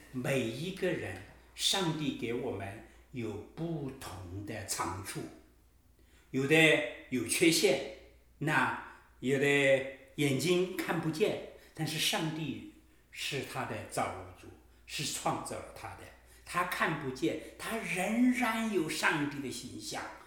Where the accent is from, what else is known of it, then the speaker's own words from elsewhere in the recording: China; 我们中国人讲男女平等，大概几十年的时间